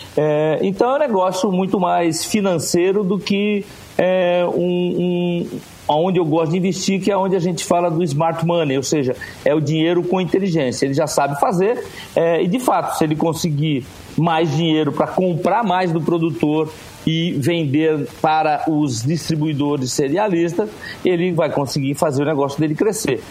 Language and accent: Portuguese; Rio Grande do Norte, Brazil; Eu sou do Rio Grande do Norte, o segundo estado que mais produz castanha de caju no Brasil